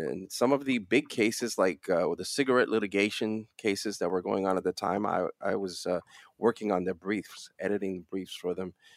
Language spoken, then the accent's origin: English; New York City, New York, United States; also born or lived in Dominican Republic; I spend most of my life, uh, most of my next thirty years or so in, uh, Brooklyn, New York